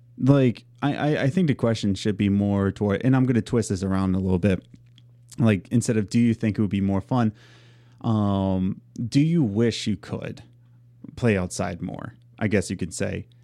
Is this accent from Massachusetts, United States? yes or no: no; Philadelphia, Pennsylvania, United States; moved away as an adult; now in Long Island, United States; we're from Philadelphia, then we moved to central P